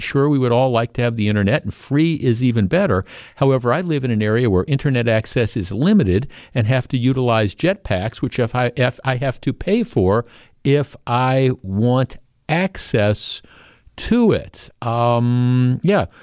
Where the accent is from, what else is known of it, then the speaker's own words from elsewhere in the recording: Glendale, Wisconsin, United States; I grew up in the North Shore, right? I grew up in Glendale.